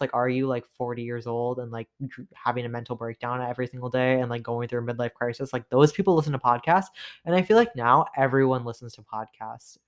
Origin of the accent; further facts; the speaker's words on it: Toronto, Ontario, Canada; I'm from Toronto, Canada